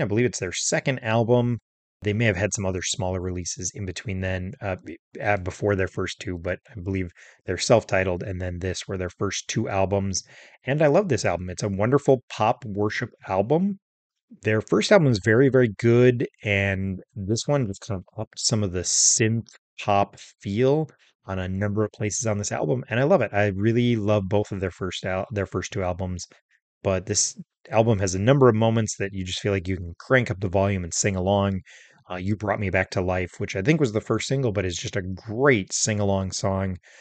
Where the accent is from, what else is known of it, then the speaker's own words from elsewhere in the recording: Minnesota, United States; I was raised in Minnesota